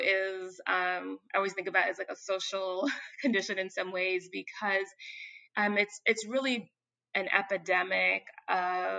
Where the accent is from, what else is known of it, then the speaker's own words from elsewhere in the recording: New York City, New York, United States; I'm from Bed-Stuy, Crown Heights, part of Brooklyn